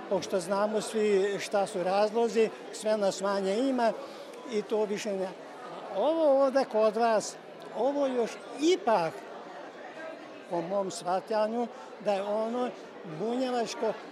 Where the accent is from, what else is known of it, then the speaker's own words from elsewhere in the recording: Gara, Bács-Kiskun, Hungary; Kada je kod nas u Mađarskoj u Gaćmaru